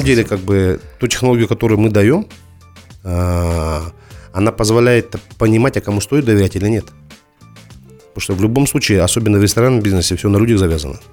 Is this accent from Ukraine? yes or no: no; Kazakhstan; Мы, как казахи